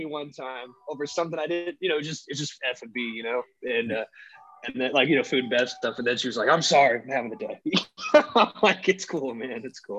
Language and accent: English; Charleston, South Carolina, United States; also born or lived in Nashville; I'm from Charleston, but I used to live in Nashville too.